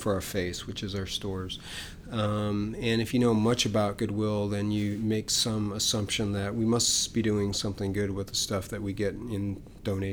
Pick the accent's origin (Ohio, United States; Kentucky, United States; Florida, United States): Ohio, United States; moved away as an adult; now in Austin, United States; I was from Ohio